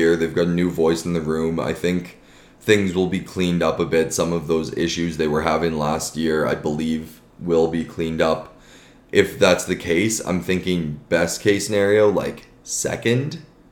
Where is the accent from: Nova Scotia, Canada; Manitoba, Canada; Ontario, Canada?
Manitoba, Canada; Winnipeg; growing up in Winnipeg.